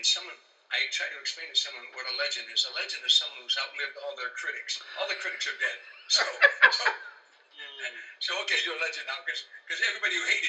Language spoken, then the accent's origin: English; Harvey, Illinois, United States; moved away as an adult; Harvey is a suburb on the south side of Chicago. When I was growing up, it was a thriving little metropolis of steel mills and factories